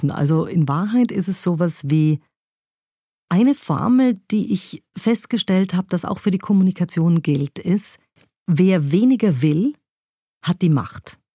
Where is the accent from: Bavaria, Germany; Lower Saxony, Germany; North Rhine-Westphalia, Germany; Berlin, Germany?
Bavaria, Germany; Munich; Ich bin in München bei den Großeltern aufgewachsen und das war ja, das war zum Teil ein wilder Haushalt mit einer preußischen Großmutter und einem urbayerischen Großvater.